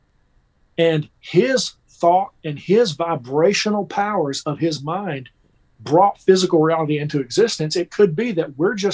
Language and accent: English; Kentucky, United States; moved away as an adult; now in Nashville, United States; I grew up in Kentucky, just about 3 hours from here.